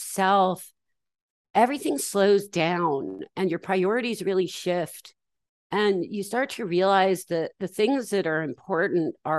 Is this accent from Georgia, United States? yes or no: yes; Atlanta, Georgia, United States; I was raised in the South in Atlanta in the 80s